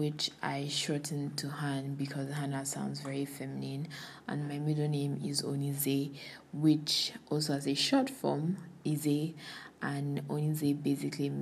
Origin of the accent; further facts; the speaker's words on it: Kogi, Nigeria; now in Lagos, Nigeria; I am from Kogi State and I'm based in Lagos.